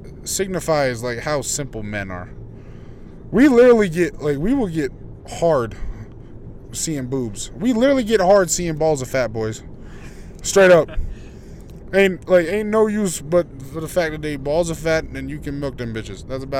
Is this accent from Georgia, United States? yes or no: no; Chicago, Illinois, United States; now in Utah, United States; my parents, they moved from, like, different states. Like, me and my brother, we grew up in Chicago. And we literally left Chicago because we were just like, nah, this is dangerous as fuck. And, you know, we stopped a couple of places, but, like, we settled in Utah